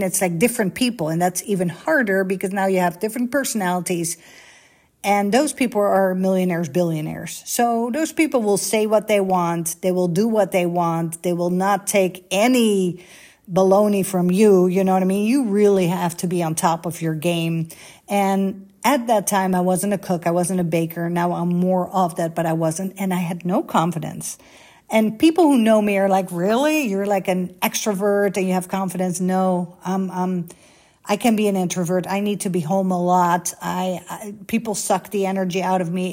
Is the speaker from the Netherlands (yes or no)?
yes; Netherlands; first language Dutch; English is a second language; moved away as an adult; also born or lived in Bahrain; born and raised in Holland, like 20 minutes from Amsterdam.